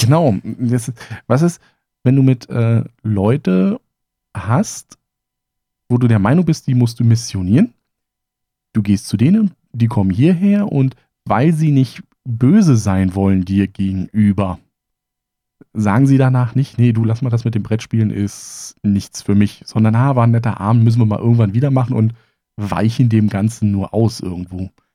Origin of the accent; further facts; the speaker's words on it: Germany; meine Kindheit in der DDR